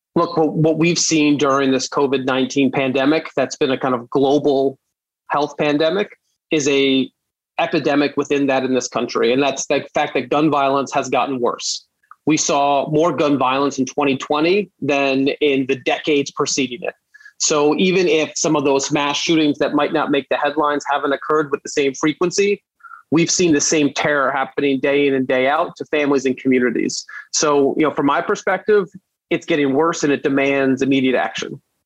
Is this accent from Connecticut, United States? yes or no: no; New York City, New York, United States; I grew up in Brooklyn